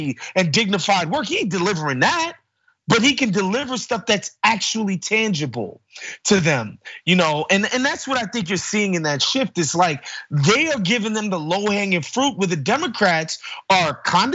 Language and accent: English; New York City, New York, United States; I'm growing up in New York City around Puerto Ricans and Dominicans